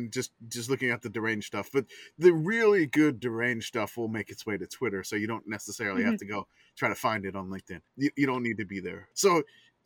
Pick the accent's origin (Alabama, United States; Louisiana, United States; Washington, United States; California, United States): Louisiana, United States; New Orleans; Growing up in New Orleans, all right? Growing up in New Orleans the whole time, I thought every place was like New Orleans